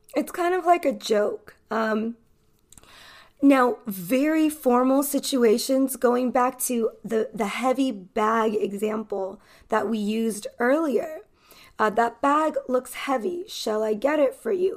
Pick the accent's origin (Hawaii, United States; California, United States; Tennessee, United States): California, United States; accent: American accent from the Western hemisphere; I am an American English teacher from California